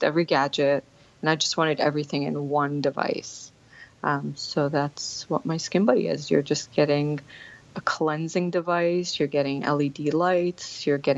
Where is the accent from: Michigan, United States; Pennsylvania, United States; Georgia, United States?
Pennsylvania, United States; Lancaster; also born or lived in Kuwait; So I was born in Kuwait, And then I moved here after the Gulf War. So I was an immigrant coming into the country. And then I moved to Lancaster, Pennsylvania, out of all places to move.